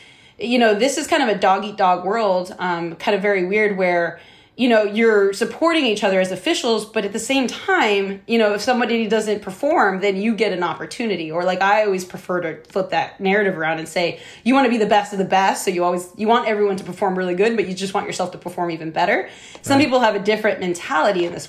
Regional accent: United States; I'm the only American at this tournament.

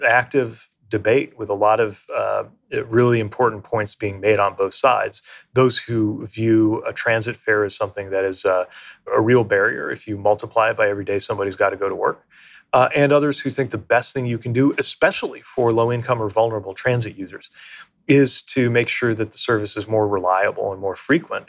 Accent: South Bend, Indiana, United States; the community where I grew up in South Bend, Indiana

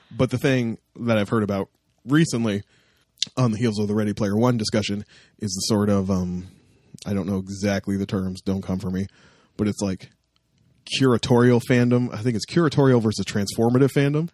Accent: Toronto, Ontario, Canada; I'm from Toronto

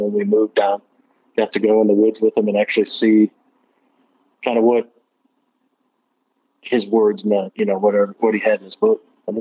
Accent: Northern Illinois, United States; moved away as an adult; now in Tennessee, United States; I'm originally from Northern Illinois

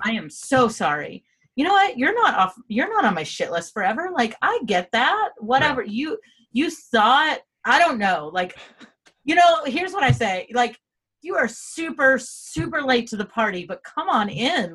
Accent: United States; Derek and I said yes

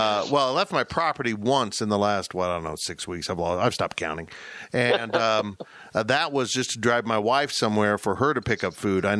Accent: Salina, Kansas, United States; also born or lived in Manhattan, Kansas; I'm from Kansas. I ended up here when I was 4 in Salina, and I moved to Manhattan for college

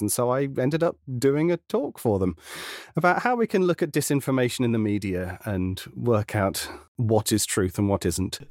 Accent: United Kingdom; being a Brit in a very American dominated sector

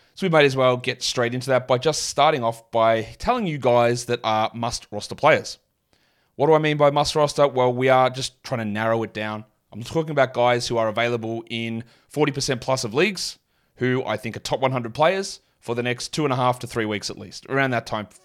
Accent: Australia; I'm from Australia.

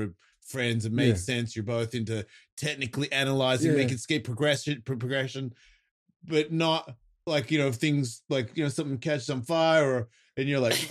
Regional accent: Australia; moved away; It's like my accent. I've been living here way longer than I've been in Australia, but I still sound like that because that's the bit that I grew up.

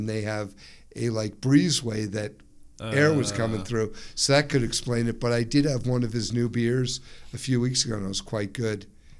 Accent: New Jersey, United States; moved away as an adult; also born or lived in Long Island, New York; now in Northport, United States; I'm from New Jersey.

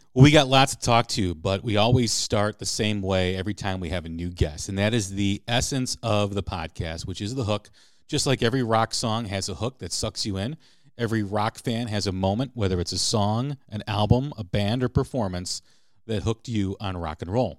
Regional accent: Chicago, Illinois, United States; growing up in Chicago

